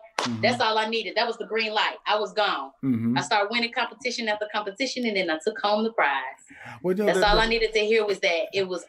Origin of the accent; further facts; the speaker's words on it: Philadelphia, Pennsylvania, United States; accent: country twang; So, I talk a little different. I got a country twang. I'm from Philly, but Atlanta is all up inside of me.